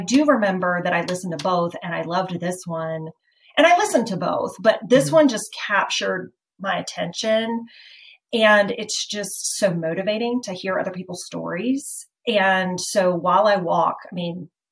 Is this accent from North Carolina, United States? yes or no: yes; Chapel Hill, North Carolina, United States; also born or lived in Summerfield, North Carolina; I grew up in Chapel Hill. Okay. So I am a born and bred Tar Heel